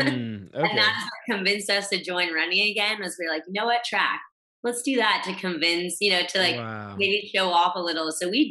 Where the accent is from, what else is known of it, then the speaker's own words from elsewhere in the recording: Texas, United States; I've moved around a lot. I grew up in Texas and moved at least 6 times throughout just childhood alone.